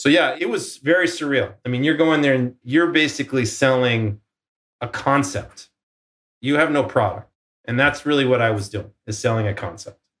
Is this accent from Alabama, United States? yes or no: no; Boston, Massachusetts, United States; moved away as an adult; now in Silicon Valley, United States; I'm from Boston